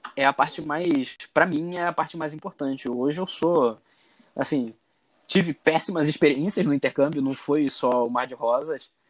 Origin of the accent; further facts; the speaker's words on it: Rio de Janeiro, Brazil; accent: carioca; first language Portuguese; moved away as an adult; also born or lived in Germany; a coisa mais bonita que existe no carioca é o sotaque.